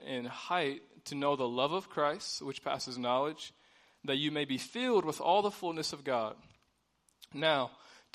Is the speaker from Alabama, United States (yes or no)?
no; Ballard County, Western Kentucky, United States; also born or lived in Springfield, Illinois; I grew up in Western Kentucky. I'm originally from Springfield, Illinois, but I got adopted by my aunt and got to Western Kentucky.